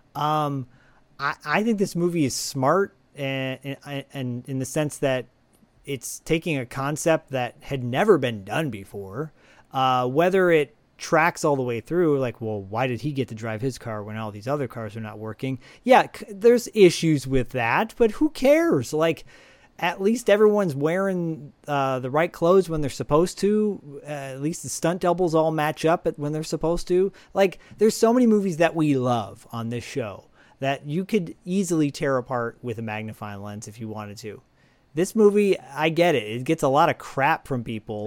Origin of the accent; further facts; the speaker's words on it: Michigan, United States; my home state